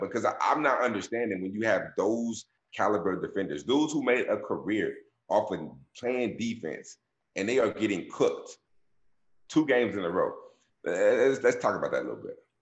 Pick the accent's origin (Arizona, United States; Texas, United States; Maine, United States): Texas, United States; Dallas; I'm from Dallas